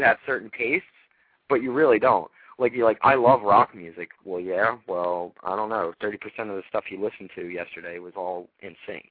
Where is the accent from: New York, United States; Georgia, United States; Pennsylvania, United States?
Pennsylvania, United States; Philadelphia; I'm from Philadelphia.